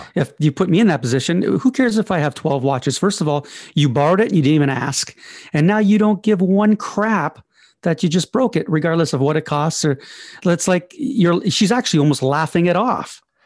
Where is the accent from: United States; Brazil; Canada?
Canada; I'm Canadian